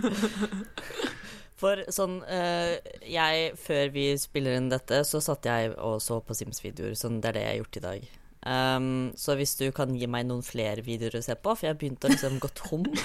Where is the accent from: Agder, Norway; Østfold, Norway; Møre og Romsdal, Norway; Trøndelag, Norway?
Østfold, Norway; Fredrikstad; Jeg er fra Fredrikstad.